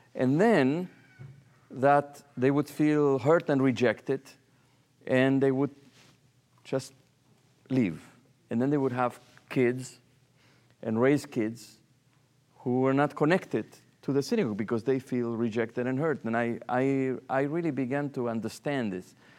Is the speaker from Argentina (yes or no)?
yes; Argentina; moved away as an adult; now in New York, United States; I come from Argentina.